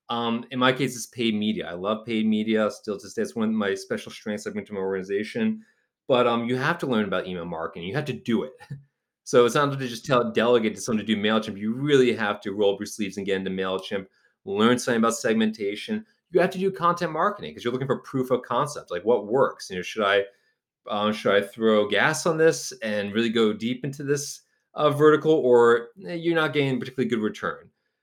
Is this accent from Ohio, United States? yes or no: no; New Haven, Connecticut, United States; I actually worked at a digital marketing agency where I'm from New Haven, Connecticut.